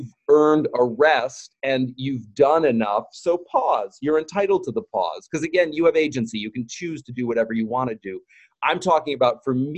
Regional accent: United States; as a gay man growing up in America

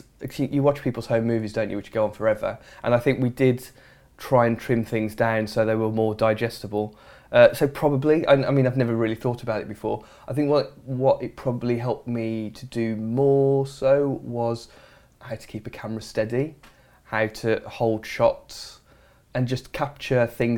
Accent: Dudley, West Midlands, United Kingdom; No, I'm from the West Midlands, in a small place called Dudley, which is not a hotbed of documentary making or television making, I'll be honest.

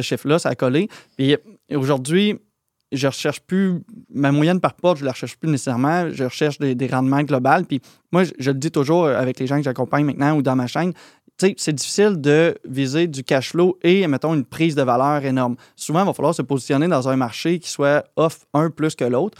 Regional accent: Plessisville, Quebec, Canada; also born or lived in France; Plessisville, c'est là où j'étais allé à l'école secondaire et tout ça. Fait que c'est là où j'ai grandi

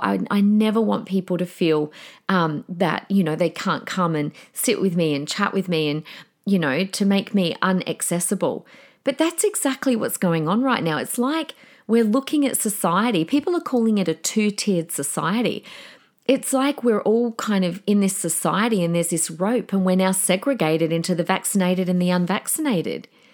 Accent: Australia; as an Australian

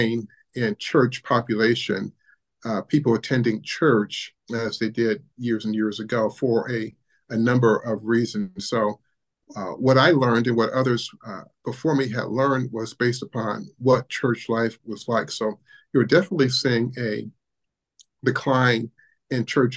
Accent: Ohio, United States; as a Black man growing up in Ohio, my parents are from the South in Alabama

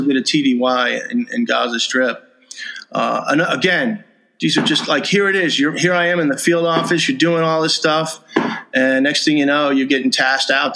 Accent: New York, United States; moved away; I'm from New York

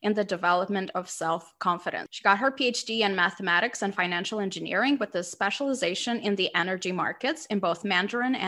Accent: Moldova; also born or lived in Amsterdam / Bucharest / Chicago / Mexico City; now in London, United Kingdom; I was born in Soviet Union, raised in Moldova, and I'm currently based in London.

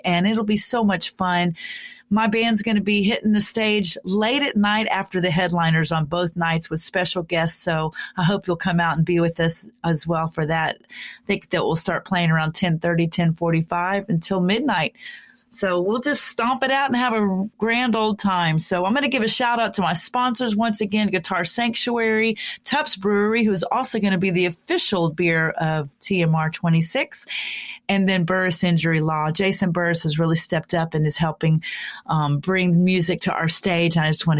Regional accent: McKinney, Texas, United States; my hometown of McKinney, Texas

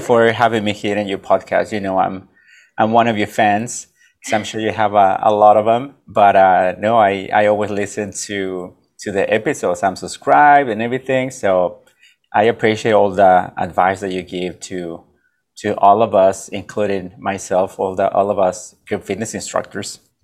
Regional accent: Mexico; now in United States; I'm from Mexico. I'm from a little town that nobody has heard about

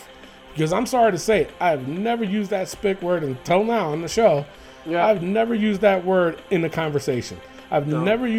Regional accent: New York City, New York, United States; I grew up in the Bronx.

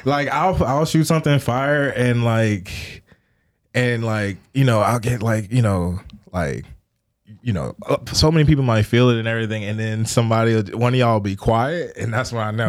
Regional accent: Richmond, Virginia, United States; I'm from the Richmond area, uh, born and raised

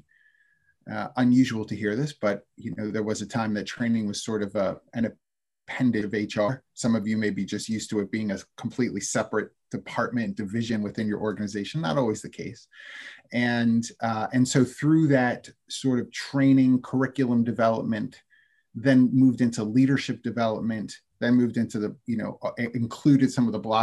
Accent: Philadelphia, Pennsylvania, United States; I'm from Philadelphia

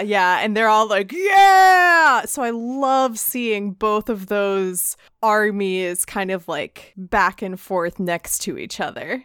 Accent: United States; me being an American

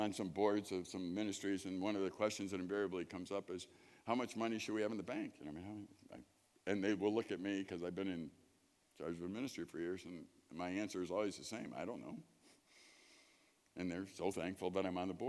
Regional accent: Chicago, Illinois, United States; moved away; I grew up in Chicago.

